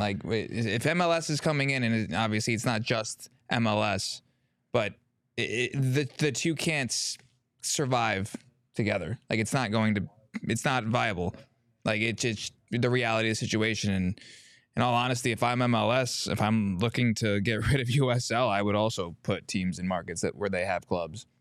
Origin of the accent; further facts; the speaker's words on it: Arizona, United States; I grew up here. I grew up in Arizona. I've been here all but the first six months of my life